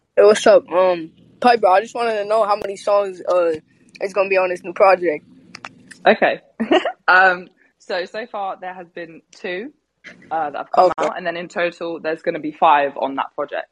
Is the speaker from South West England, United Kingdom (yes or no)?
yes; Devon, South West England, United Kingdom; now in London, United Kingdom; I'm originally from Devon, which is, I mean, yeah, it's quite far away from London, maybe about three hours.